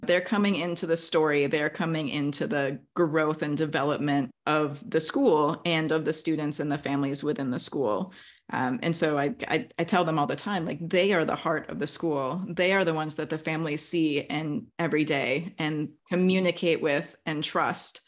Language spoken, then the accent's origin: English; Wisconsin, United States; now in California, United States; I grew up in Wisconsin